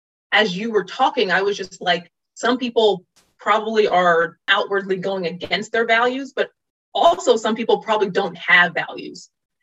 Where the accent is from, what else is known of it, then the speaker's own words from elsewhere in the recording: Virginia Beach, Virginia, United States; I adored Virginia Beach. I realize in retrospect everything that it gave me